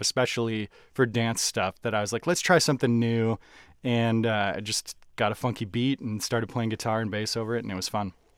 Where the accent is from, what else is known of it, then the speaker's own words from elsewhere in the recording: Minnesota, United States; I'm from Minnesota